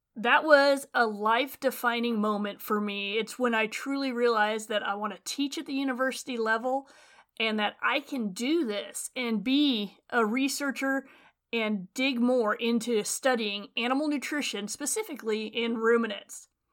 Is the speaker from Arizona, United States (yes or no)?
no; Western Nevada, United States; moved away as an adult; now in California, United States; I grew up in Western Nevada in a diversified livestock and farming operation.